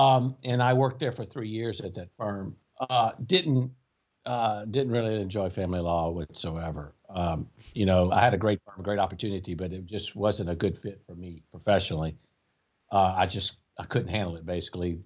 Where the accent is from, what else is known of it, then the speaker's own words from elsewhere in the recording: Baker, Louisiana, United States; moved away as an adult; also born or lived in Baton Rouge, Louisiana / Shreveport, Louisiana / New Orleans, Louisiana; now in Lafayette, United States; I was born on the, in Baton Rouge, uh, and grew up in a small town just north of Baton Rouge called Baker